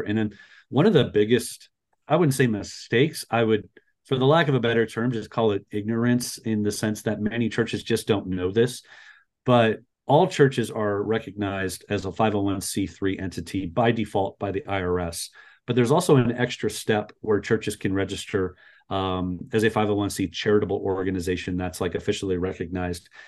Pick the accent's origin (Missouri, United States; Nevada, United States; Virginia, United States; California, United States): Nevada, United States; Las Vegas; also born or lived in Florida; I'm from Las Vegas, Nevada, uh, born and raised